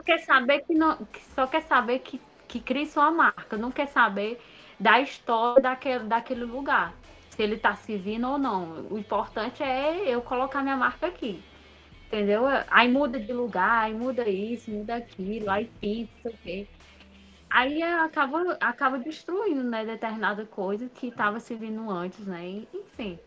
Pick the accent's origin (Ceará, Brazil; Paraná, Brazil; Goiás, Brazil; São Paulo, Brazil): Ceará, Brazil; Baturité; eu sou de Baturité